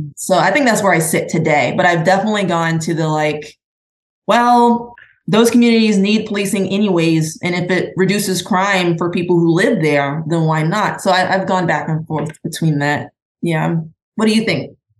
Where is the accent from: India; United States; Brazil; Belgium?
United States; Midwest; moved away as an adult; also born or lived in California; I was raised in the Midwest